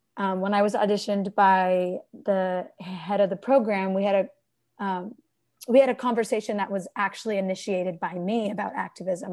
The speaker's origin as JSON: {"language": "English", "area": "Bay Area", "region": "California", "country": "United States", "tie": "born or raised there", "also_born_or_lived": "Ann Arbor, Michigan", "moved": "as an adult", "said": "home is the Bay Area in California. I've got three siblings"}